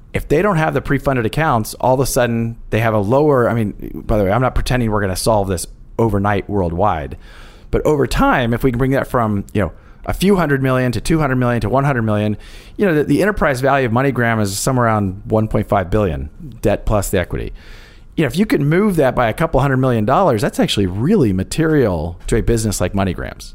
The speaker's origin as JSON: {"language": "English", "region": "Kansas", "country": "United States", "tie": "born or raised there", "moved": "yes", "said": "I grew up actually in the Midwest in Kansas"}